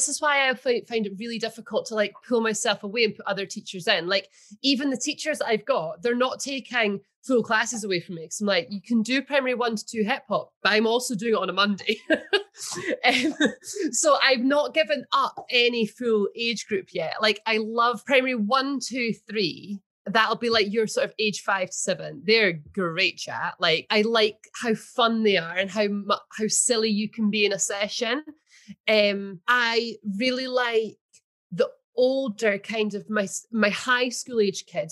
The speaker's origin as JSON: {"language": "English", "town": "Kelso", "region": "Scotland", "country": "United Kingdom", "tie": "born or raised there", "said": "my hometown's Kelso"}